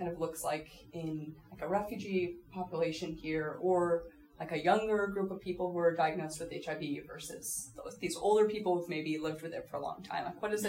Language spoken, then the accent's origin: English; right outside of San Francisco, California, United States; now in Vermont, United States; I grew up right outside of San Francisco